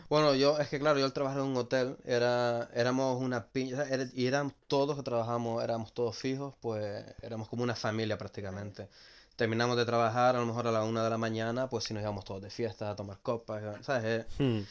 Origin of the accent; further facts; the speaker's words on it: Gran Canaria, Canary Islands, Spain; moved away as an adult; now in Netherlands; soy de Gran Canaria